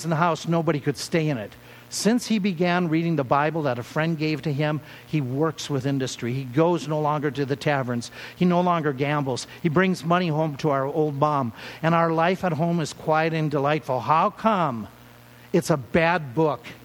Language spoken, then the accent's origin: English; Minnesota, United States; When we grew up in Minnesota, we got saved